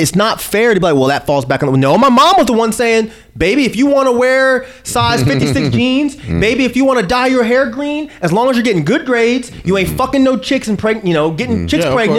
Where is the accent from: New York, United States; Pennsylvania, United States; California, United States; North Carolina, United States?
California, United States; when I was younger, growing up in California, we had a little bit of money.